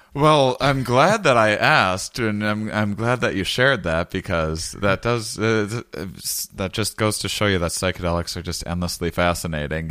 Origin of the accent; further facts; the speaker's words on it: Wisconsin, United States; I'm from Wisconsin